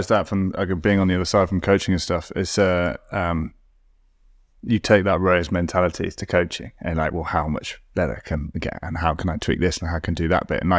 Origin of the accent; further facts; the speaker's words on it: London, United Kingdom; born there; My parents moved to London. I was born in London, so I don't sound it